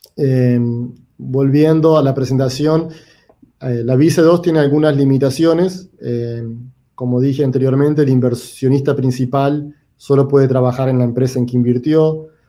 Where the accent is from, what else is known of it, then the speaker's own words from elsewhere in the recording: Uruguay; also born or lived in New York; now in United States; yo soy originalmente de Uruguay, eh, vivo en los Estados Unidos por más de 20 años